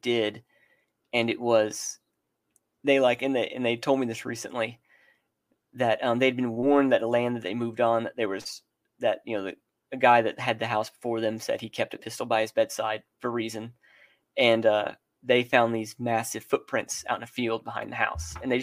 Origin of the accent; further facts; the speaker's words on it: Texas, United States; Texas. I grew up about an hour and a half north of Dallas